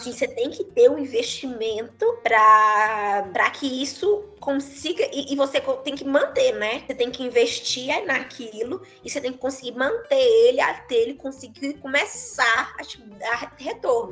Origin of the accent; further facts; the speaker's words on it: Salinas, Minas Gerais, Brazil; also born or lived in Unaí, Minas Gerais / Uberlândia, Minas Gerais; Eu sou de Salinas, que é norte de Minas